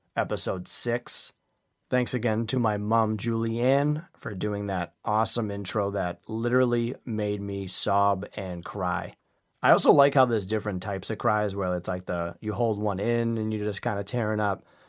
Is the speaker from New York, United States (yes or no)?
no; Quincy, Massachusetts, United States; Quincy is my hometown